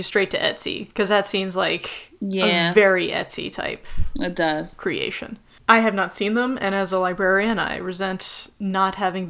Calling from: Israel; I'm actually recording from Israel right now.

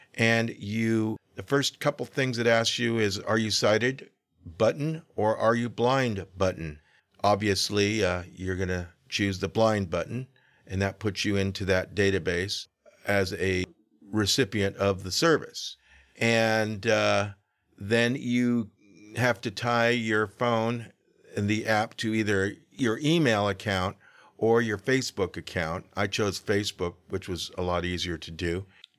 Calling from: Sacramento, California, United States; I'm calling from Sacramento.

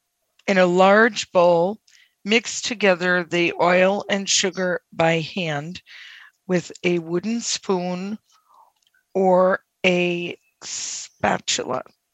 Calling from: Massachusetts, United States; I'm excellent, and I won't forget this time. I am from Massachusetts.

